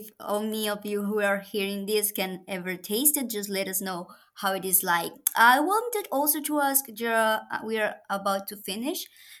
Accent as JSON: {"language": "English", "country": "Colombia", "moved": "yes", "lives_now": "Hungary", "said": "I am from Colombia"}